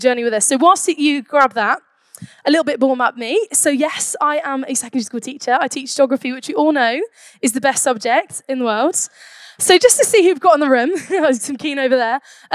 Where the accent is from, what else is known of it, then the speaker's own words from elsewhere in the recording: Birmingham, West Midlands, United Kingdom; I'm from Birmingham